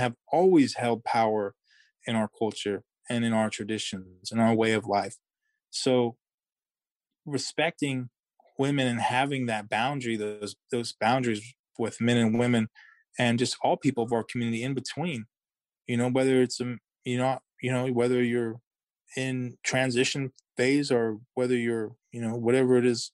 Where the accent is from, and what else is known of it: Yurok tribe, California, United States